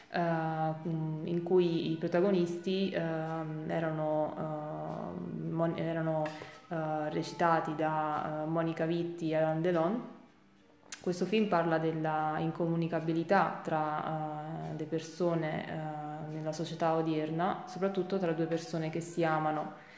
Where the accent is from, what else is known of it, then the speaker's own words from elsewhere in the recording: Avellino, Campania, Italy; first language Italian and Chinese; also born or lived in Salerno; sono madrelingua italo-cinese, eh, mia madre è di Taiwan e mio padre è italiano, eh, scrivo e parlo correntemente in inglese e spagnolo. Dopo essermi diplomata al liceo linguistico di Avellino